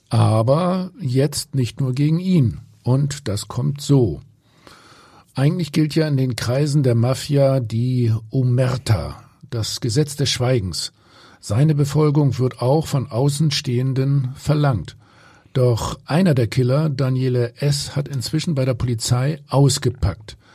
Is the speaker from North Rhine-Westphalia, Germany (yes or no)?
no; Hamburg, Germany; ich frage mich, ob die Gefängnisse in Italien komfortabler sind als bei uns in Hamburg.